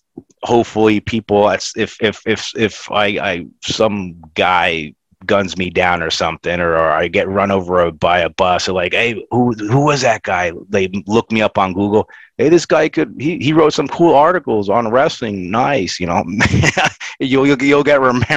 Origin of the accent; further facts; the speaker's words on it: Florida, United States; I grew up in Florida